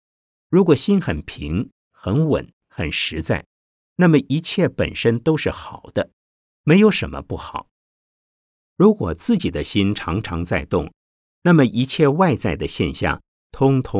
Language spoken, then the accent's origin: Chinese; China; 我们中国人常常讲“海面无风三尺浪”